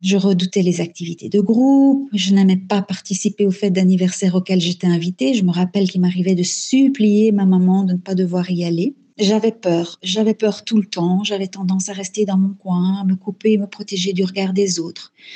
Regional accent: DR Congo; moved away as an adult; now in Belgium; Je suis née en Afrique centrale, en République démocratique du Congo. J'y ai vécu pendant 18 ans

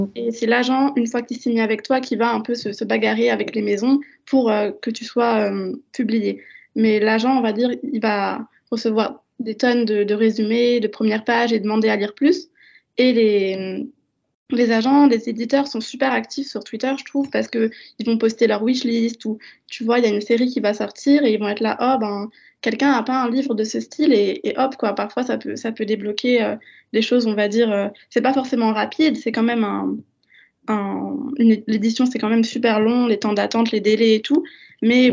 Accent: Strasbourg, Grand Est, France; j'ai grandi ben, en France, à Strasbourg, et j'habite toujours avec ma mère

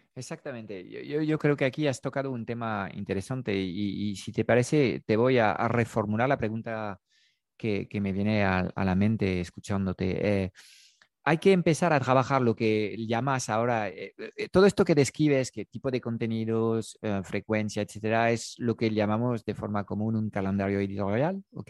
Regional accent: France; Spanish is a second language; moved away; yo tengo un acento, obviamente hablo en castellano desde mis conocimientos del castellano, yo he nacido desde el, el, otro lado de los Pirineos, en Francia

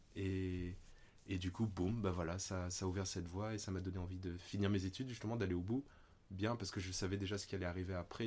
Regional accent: Réunion; moved away as an adult; also born or lived in Paris; je suis né à La Réunion. Donc il y a déjà 35 ans de cela. Et j'y ai vécu 19 ans.

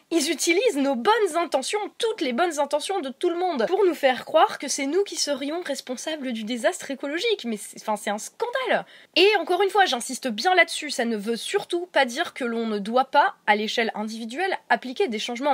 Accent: Meuse, Grand Est, France; la là d'où je viens, la Meuse

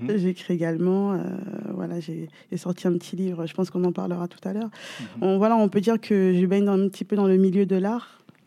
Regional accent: Guadeloupe; je suis originaire de la Guadeloupe

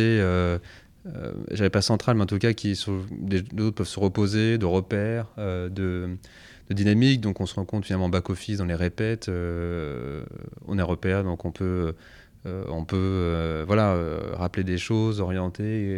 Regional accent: Savoie, Auvergne-Rhône-Alpes, France; also born or lived in Paris; né à Paris, mais grandi en Savoie

